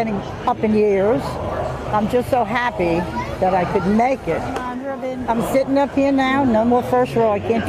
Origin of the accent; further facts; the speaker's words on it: New York City, New York, United States; moved away as an adult; also born or lived in Long Island; now in Port St. Lucie, United States; I was born in Brooklyn, so I had the Brooklyn Dodgers. And then we got married and we started having kids. We went to Long Island